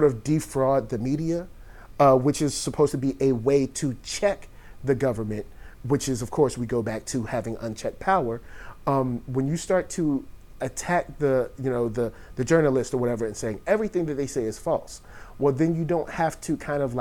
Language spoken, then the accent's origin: English; Virginia, United States; I'm from Virginia